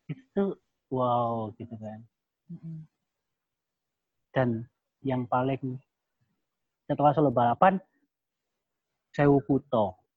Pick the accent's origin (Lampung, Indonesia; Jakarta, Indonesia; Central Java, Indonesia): Central Java, Indonesia; Surakarta; tapi kalau aku pribadi karena aku orang Solo ya keluarga aku orang Solo setiap hmm.